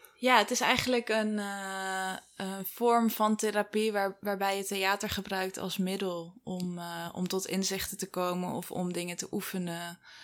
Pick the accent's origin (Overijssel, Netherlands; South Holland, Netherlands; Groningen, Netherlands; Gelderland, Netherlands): Gelderland, Netherlands; Wageningen; Ik ben geboren in Wageningen